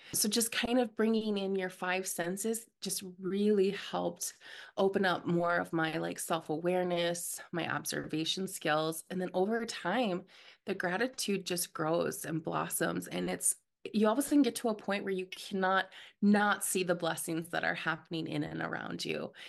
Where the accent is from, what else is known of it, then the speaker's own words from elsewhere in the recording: Minnesota, United States; I'm from Minnesota